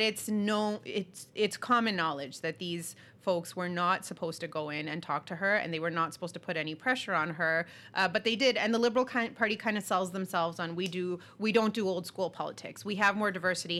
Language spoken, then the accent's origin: English; Canada; as a Canadian